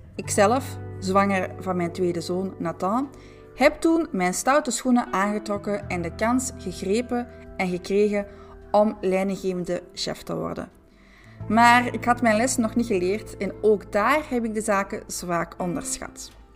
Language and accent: Dutch; Antwerp, Flanders, Belgium; accent: Antwerp; also born or lived in France; trotse Antwerpenaar. Nu, de laatste is waarschijnlijk overbodig gezien mijn prachtig Antwerps accent.